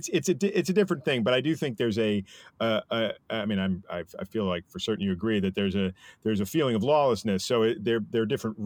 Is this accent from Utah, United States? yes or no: no; New York, United States; my 50 years as a New Yorker.